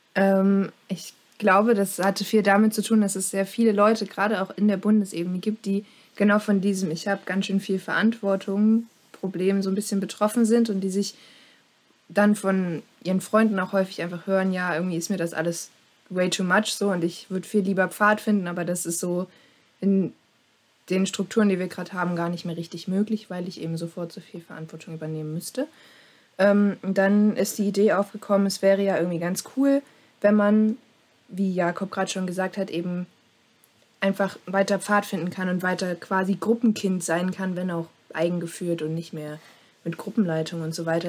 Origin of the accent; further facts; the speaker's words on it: Dresden, Saxony, Germany; Ich bin auch aus Sachsen, allerdings aus Dresden